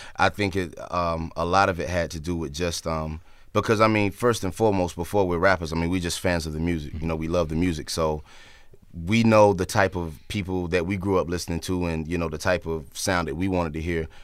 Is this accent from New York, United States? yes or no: no; North Carolina, United States